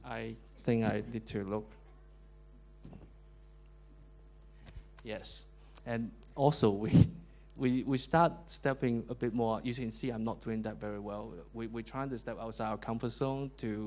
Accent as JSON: {"language": "English", "country": "Hong Kong", "also_born_or_lived": "London", "moved": "as an adult", "said": "So I was from Hong Kong, but then we met in London. We worked in London for quite a long time"}